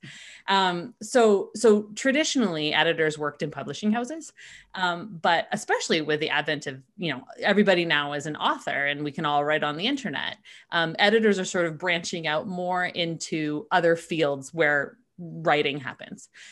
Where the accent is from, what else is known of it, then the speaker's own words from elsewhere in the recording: Canada; we're Canadian